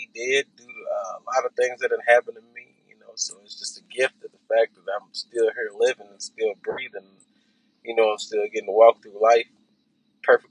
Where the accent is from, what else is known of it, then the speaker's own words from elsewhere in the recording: Louisville, Kentucky, United States; I'm from Louisville, Kentucky.